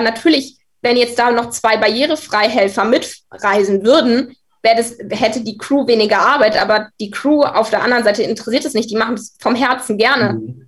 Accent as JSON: {"language": "German", "town": "Munich", "region": "Bavaria", "country": "Germany", "said": "bei uns in München"}